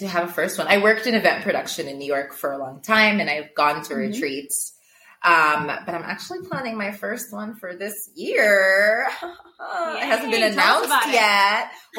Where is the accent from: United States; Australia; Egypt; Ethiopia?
Ethiopia; I think because I grew up in Ethiopia, like I, for my age and for a lot of my peers, I got into the digital space a little later